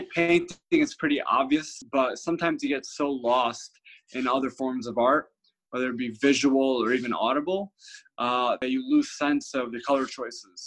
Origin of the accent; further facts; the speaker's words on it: near New Haven, Connecticut, United States; I grew up in Connecticut, which has the greatest pizza in the country